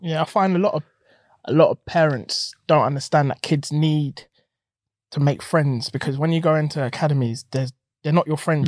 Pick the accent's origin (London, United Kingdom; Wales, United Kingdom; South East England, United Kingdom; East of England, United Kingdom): London, United Kingdom; me growing up in South